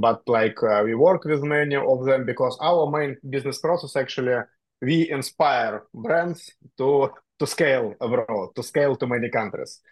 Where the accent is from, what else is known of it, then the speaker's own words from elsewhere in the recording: Russia; moved away as an adult; now in Dubai, United Arab Emirates; I am originally from Russia